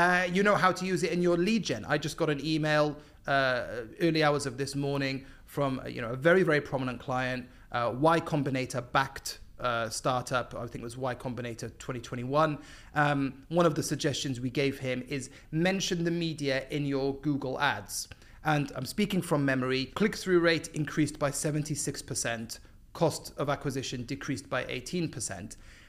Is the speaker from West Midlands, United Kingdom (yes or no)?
no; Cardiff, Wales, United Kingdom; moved away as an adult; also born or lived in Epsom / London; now in Dubai, United Arab Emirates; Raised in Cardiff, and then based in London for, yeah, 10-ish years before moving to Dubai.